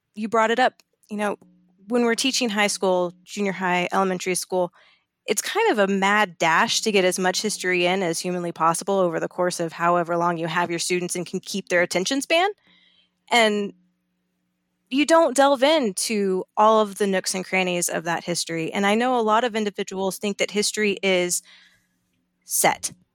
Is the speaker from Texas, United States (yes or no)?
no; Colorado, United States; I'm from Colorado